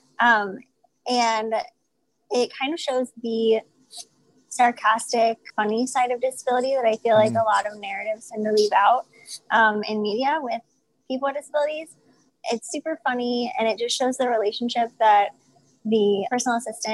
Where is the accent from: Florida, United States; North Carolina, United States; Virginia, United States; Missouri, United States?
Missouri, United States; St. Louis; I am originally from St. Louis, Missouri, and that's where I currently reside